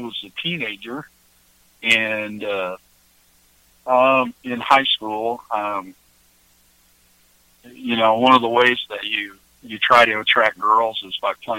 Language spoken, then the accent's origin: English; Kansas City, Missouri, United States; also born or lived in Iowa; I was born in Iowa, in a little farm town in northeast Iowa. And then we moved to Kansas City, Missouri when I was young